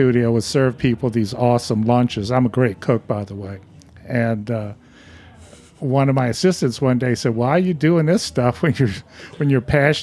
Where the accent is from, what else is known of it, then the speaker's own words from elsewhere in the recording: Lacombe, Louisiana, United States; moved away; I grew up across the lake from New Orleans, a little town called Bayou Lacombe.